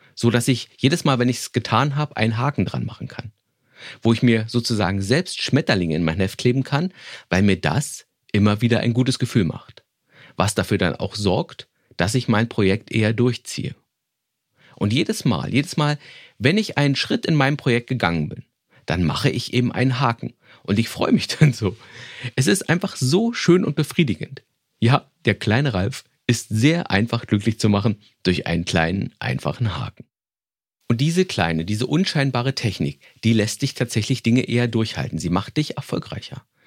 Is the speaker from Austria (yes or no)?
no; Berlin, Germany; meine Vorschule in Berlin, wo ich groß geworden bin